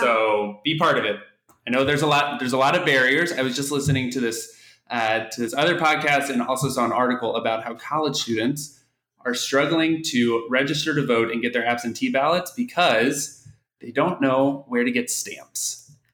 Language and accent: English; Oklahoma City, Oklahoma, United States; moved away as an adult; also born or lived in Kansas / New York City; now in Washington, D.C., United States; I'm originally from Oklahoma City, born and raised